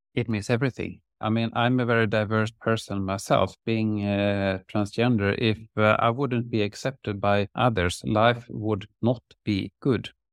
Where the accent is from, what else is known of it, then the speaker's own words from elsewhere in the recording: Lerum, Västra Götaland, Sweden; also born or lived in Uddevalla; First in Uddevalla and then in Lerum outside Gothenburg